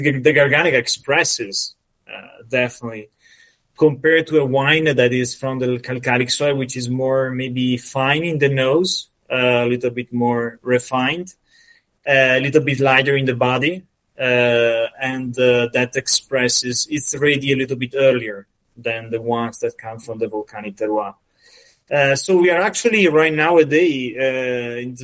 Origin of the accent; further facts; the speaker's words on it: Verona, Veneto, Italy; also born or lived in Soave; I come more from the Verona, actually, from the northern part of the city, as you said, from the mountains.